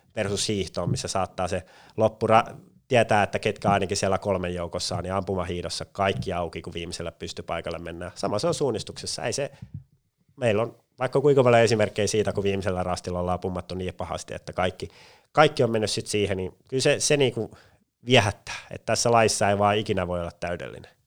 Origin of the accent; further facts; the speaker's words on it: Pori, Satakunta, Finland; moved away as an adult; also born or lived in Turku / Jyväskylä; now in Espoo, Finland; Tavallaan Pori pysyy siinäkin hyvin vahvana läsnä, että en päässyt kotikaupunkiin pidemmälle